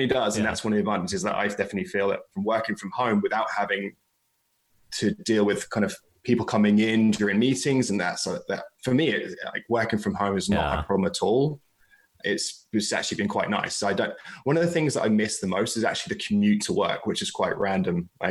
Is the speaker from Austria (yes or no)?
no; England, United Kingdom; Being English